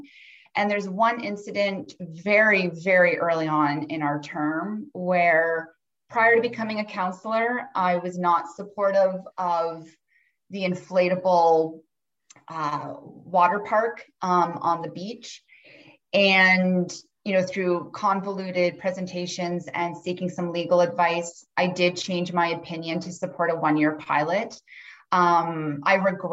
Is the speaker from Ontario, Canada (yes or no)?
yes; Cobourg, Ontario, Canada; moved away as an adult; also born or lived in Ottawa, Canada / Toronto, Canada / Melbourne, Australia; I born and raised in Coburg